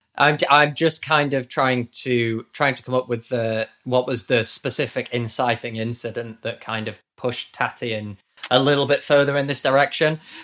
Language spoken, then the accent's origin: English; United Kingdom; accent: posh British; I am also British.